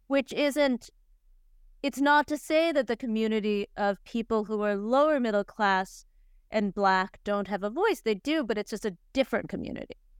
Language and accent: English; Cleveland, Ohio, United States; I grew up in Cleveland